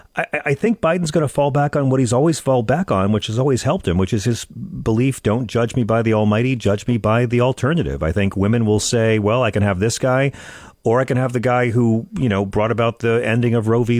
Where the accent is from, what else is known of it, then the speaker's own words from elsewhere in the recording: Long Island, New York, United States; now in Manhattan, United States; I grew up on Long Island